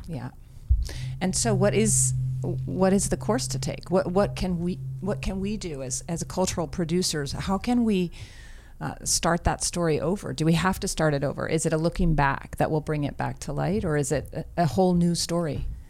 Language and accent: English; New Mexico, United States; southern New Mexico, my home state